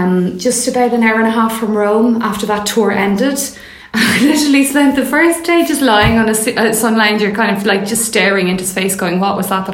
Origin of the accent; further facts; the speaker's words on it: Mayo, Connacht, Ireland; now in London, United Kingdom; I'm from Mayo